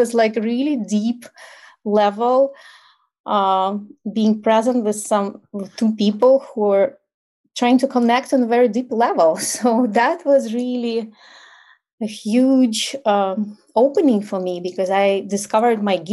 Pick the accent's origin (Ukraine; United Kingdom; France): Ukraine; English is a second language; moved away as an adult; now in United States; And I'm originally from Ukraine, so obviously I still have an accent. I moved to the United States when I was my early 30s, so my accent is still there. And I grew up in like post-Soviet Ukraine